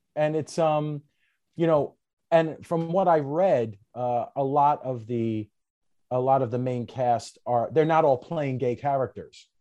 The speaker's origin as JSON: {"language": "English", "town": "New York City", "region": "New York", "country": "United States", "said": "I'm from Brooklyn"}